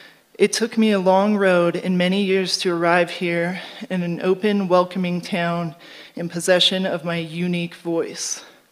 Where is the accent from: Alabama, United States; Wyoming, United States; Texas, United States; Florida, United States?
Wyoming, United States; Laramie; moved away as an adult; also born or lived in Torrington, Wyoming; now in Crested Butte, United States; I was born in Torrington, Wyoming. I lived there until I was 9 years old, and my mother moved my two brothers and I to Laramie.